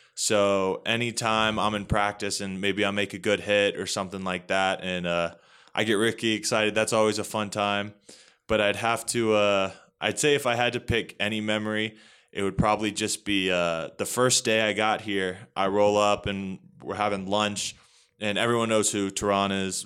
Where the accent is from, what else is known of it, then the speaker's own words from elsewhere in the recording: Northern Virginia, United States; moved away as an adult; now in Colorado, United States; So, I'm from Northern Virginia, uh, pretty close pretty close to the D C area, so about thirty minutes outside of D C.